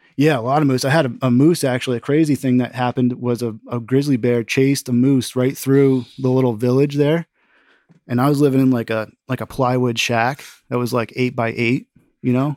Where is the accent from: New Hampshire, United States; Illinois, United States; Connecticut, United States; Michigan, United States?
Connecticut, United States; also born or lived in West Coast / Alaska; now in Vermont, United States; I'm from Connecticut